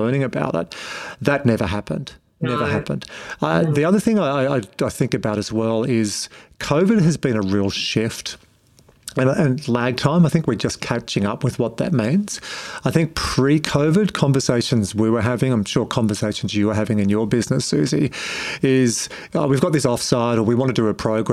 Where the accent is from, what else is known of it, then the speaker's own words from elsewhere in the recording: Wagga Wagga, New South Wales, Australia; I was born in Wagga, so hello to all my friends in the Riverina